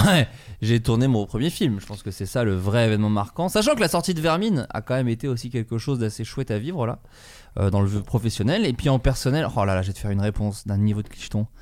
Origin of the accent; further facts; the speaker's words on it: Burgundy, Bourgogne-Franche-Comté, France; moved away; en Bourgogne là où j'ai grandi en grande ah, partie